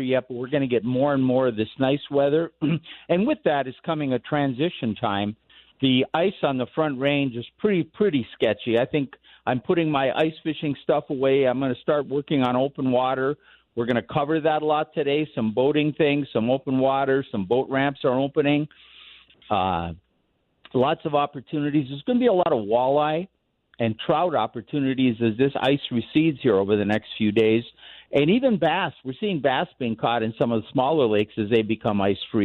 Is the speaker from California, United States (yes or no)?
no; Minnesota, United States; now in Colorado, United States; growing up in Minnesota and then living in Colorado, the two places I've lived